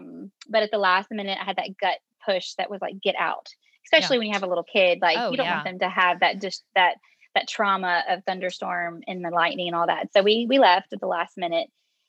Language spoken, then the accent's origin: English; Louisiana, United States; wrote the introduction and the conclusion of the book all in the aftermath of Hurricane Laura that hit my hometown.